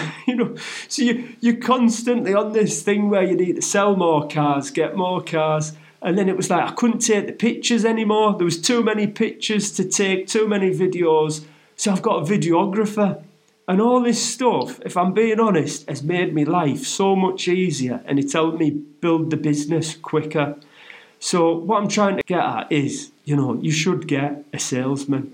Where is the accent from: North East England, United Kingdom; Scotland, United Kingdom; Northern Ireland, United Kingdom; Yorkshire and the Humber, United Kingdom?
North East England, United Kingdom; Middlesbrough; moved away; my hometown of Middlesbrough